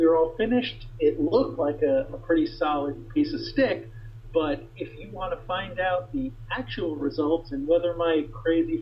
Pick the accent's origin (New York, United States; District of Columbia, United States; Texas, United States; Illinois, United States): New York, United States; I was born and bred as a New Yorker, lived there my whole life